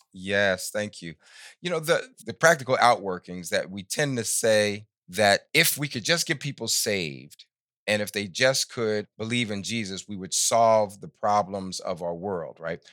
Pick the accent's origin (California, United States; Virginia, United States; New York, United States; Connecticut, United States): New York, United States; I grew up in New York in the sixties